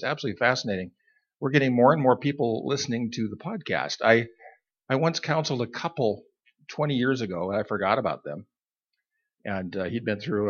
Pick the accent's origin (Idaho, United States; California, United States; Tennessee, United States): Idaho, United States; I was born and raised in Idaho in the mountains